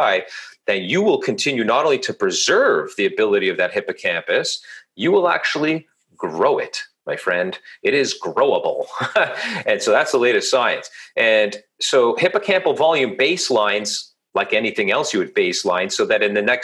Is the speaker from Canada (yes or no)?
yes; Toronto, Ontario, Canada; I'm from Toronto, Canada.